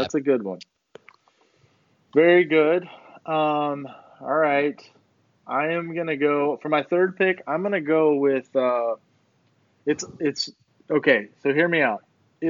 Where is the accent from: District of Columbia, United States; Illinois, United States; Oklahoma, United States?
Illinois, United States; Midwest, like I'm from Illinois